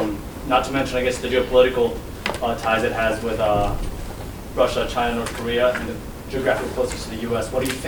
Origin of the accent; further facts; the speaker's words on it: Venezuela; now in United States; I'm also from Venezuela originally.